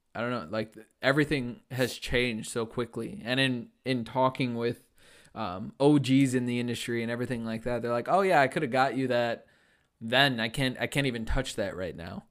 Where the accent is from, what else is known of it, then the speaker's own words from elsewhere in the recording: Chicago, Illinois, United States; growing up in Chicago